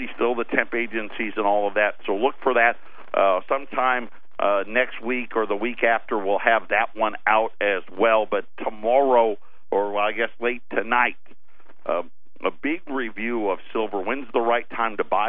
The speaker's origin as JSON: {"language": "English", "town": "Jamesville", "country": "United States", "tie": "born or raised there", "said": "when I was growing up in Jamesville"}